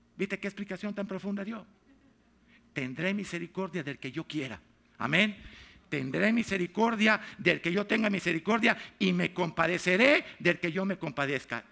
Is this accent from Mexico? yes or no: yes; Mexico; now in United States; Yo soy mexicano